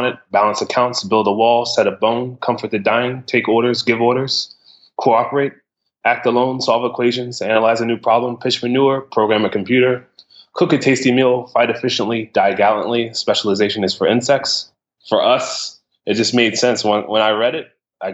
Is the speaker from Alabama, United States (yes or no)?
no; New York, United States; also born or lived in Ohio; now in Brooklyn, United States; I'm actually from New York.